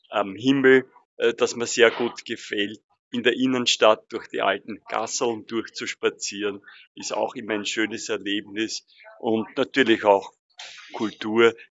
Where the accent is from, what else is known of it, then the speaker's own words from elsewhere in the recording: Tyrol, Austria; Ich bin zwar gebürtige Tirolerin, aber ich nehme natürlich auch das Wahlrecht sehr ernst